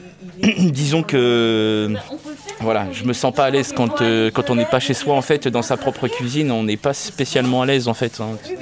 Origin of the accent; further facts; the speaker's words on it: Pays de la Loire, France; also born or lived in Nantes; je suis né à Nantes, mais j'ai vécu à Lavaux, sur Loire, dans une famille d'accueil